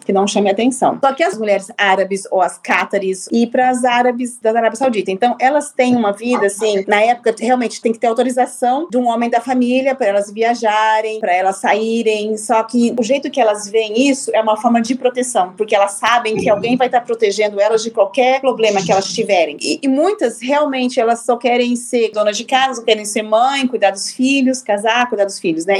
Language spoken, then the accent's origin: Portuguese; Londrina, Paraná, Brazil; moved away as an adult; also born or lived in France / Qatar; Eu sou brasileira, nascida e criada em Londrina, no Paraná